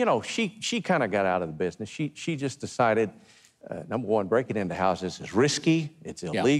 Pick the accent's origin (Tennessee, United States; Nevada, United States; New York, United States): Tennessee, United States; I'm from Hillbilly, Tennessee.